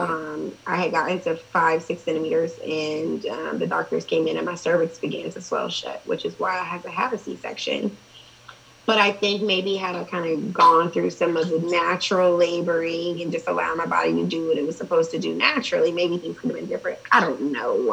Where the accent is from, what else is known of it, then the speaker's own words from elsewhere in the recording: Columbus, Ohio, United States; I grew up inner city. Um, I went to private school, like K through fourth, fifth grade, and then I went to inner city schools, and then um, for high school, I moved to the suburbs